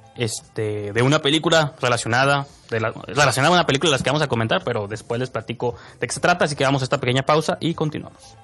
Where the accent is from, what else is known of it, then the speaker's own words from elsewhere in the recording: Tijuana, Baja California, Mexico; nosotros como tijuanenses que vemos la serie, todos sus defectos, porque como somos de Tijuana